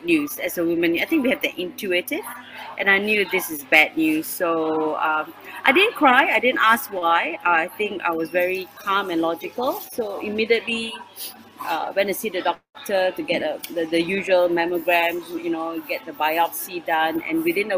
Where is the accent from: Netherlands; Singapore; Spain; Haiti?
Singapore; I'm from Singapore, but currently in the UK